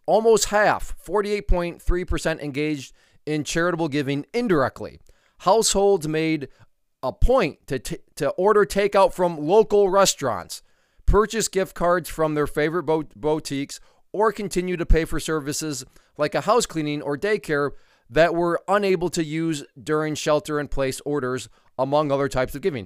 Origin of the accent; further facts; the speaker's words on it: United States; as an American